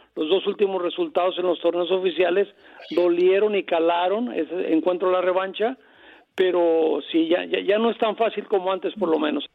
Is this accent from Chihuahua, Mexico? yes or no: no; Colima, Mexico; yo soy de Colima, de Tierra Caliente